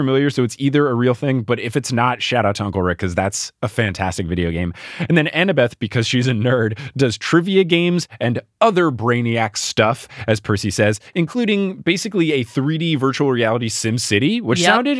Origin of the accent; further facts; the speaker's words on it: New Jersey, United States; also born or lived in Texas; And my friends and I, born and raised in New Jersey, thought, what MTV reality show are they filming in Seaside Heights, New Jersey? And then I moved to Texas and the show came out and everyone knew me as the guy from New Jersey.